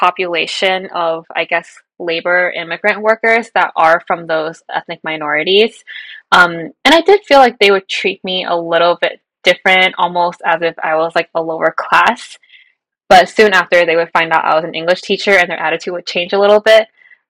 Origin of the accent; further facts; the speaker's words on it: United States; I grew up in America, but I'm ethnically, like, Chinese.